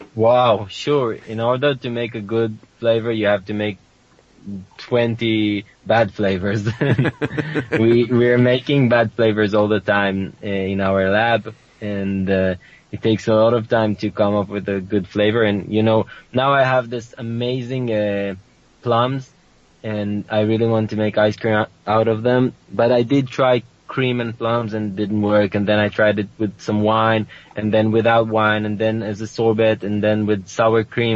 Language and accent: English; Sasa, Northern District, Israel; the kibbutz I grew up in Sasa is surrounded by Arab villages